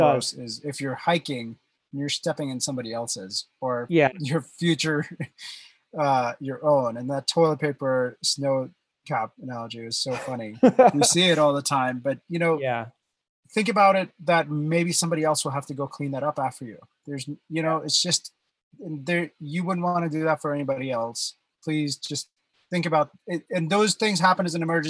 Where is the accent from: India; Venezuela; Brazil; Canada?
India; moved away; I was born and raised in India